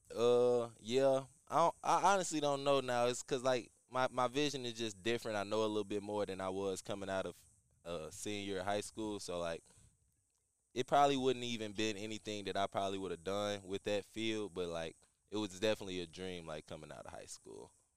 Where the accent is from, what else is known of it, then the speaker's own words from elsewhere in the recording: St. Louis, Missouri, United States; a kid growing up in St. Louis